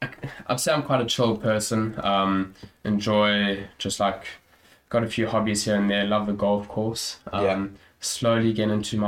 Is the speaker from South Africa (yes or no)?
yes; South Africa; moved away as an adult; now in United Kingdom; So obviously, I hope you can hear, I'm South African. very proud of that. But so I've been in the UK for nearly 3 years now